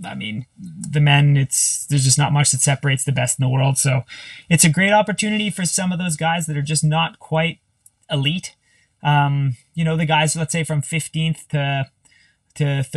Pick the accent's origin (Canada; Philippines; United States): Canada; I'm Canadian